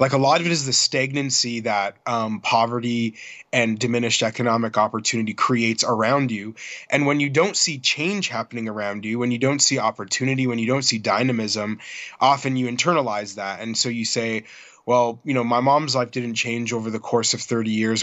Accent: Toronto, Ontario, Canada; my hometown of Toronto

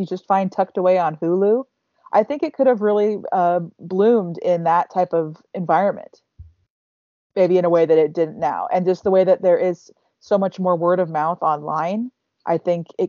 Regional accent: Midwest, United States; as a Midwesterner

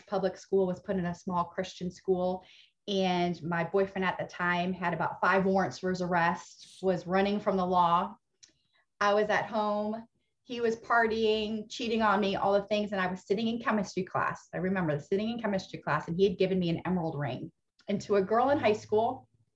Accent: Ohio, United States; moved away as an adult; also born or lived in Indiana; now in Texas, United States; raised in Ohio, okay. Went to college in Indiana. And have been in Texas. So half my life, Ohio, half my life, Texas

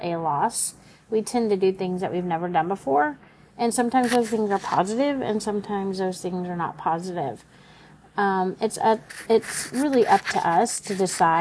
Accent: Oklahoma, United States; moved away as an adult; also born or lived in California; I grew up in Oklahoma, but ended up in college in California

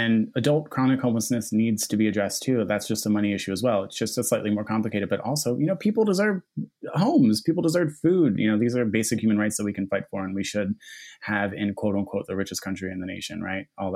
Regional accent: Philadelphia, Pennsylvania, United States; So I grew up in Philly. I grew up in Fishtown

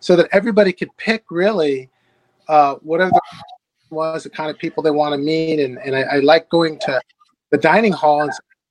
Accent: San Diego, California, United States; moved away as an adult; also born or lived in Boston / Kansas City / Connecticut; now in Dallas, United States; I grew up in San Diego

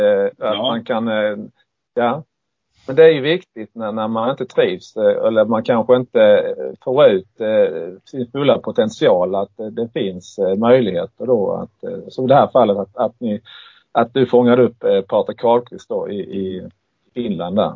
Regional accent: Markaryd, Kronoberg County, Sweden; Jag är uppväxt i Markaryd och det är inte så långt från eh, Tingsryd.

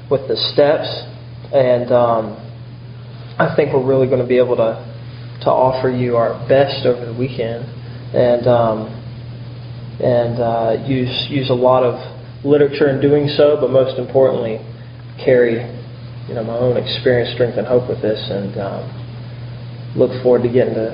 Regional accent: Charleston, United States; moved away; also born or lived in Nashville; was born and raised where where he recently moved from in Charleston, and um, I came from Nashville

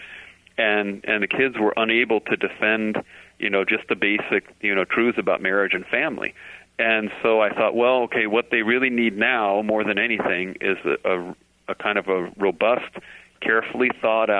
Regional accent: Orange County, California, United States; near where I grew up down in Orange County

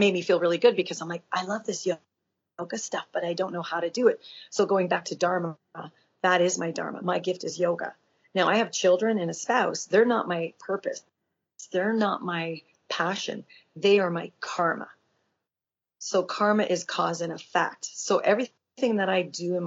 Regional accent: Miami, Florida, United States; moved away; growing up in Miami for 10 years

